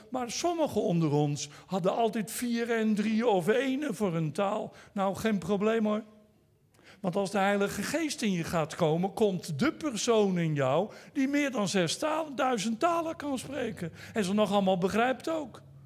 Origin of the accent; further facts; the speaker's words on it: Netherlands; first language Dutch; ik ben een Nederlander, dus ik praat Nederlands